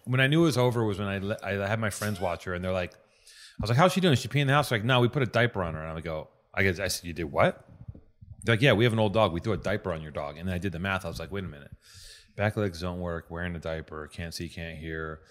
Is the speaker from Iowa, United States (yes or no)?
no; Wisconsin, United States; now in Los Angeles, United States; I'm from a Danish town in Wisconsin.